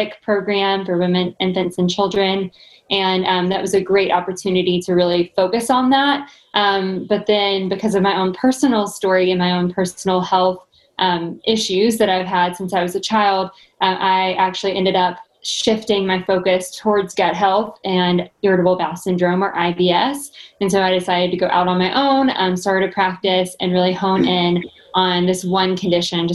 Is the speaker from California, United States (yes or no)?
no; Arkansas, United States; moved away as an adult; now in Nashville, United States; I'm originally from Arkansas, so I did come to Nashville to do a dietetic internship.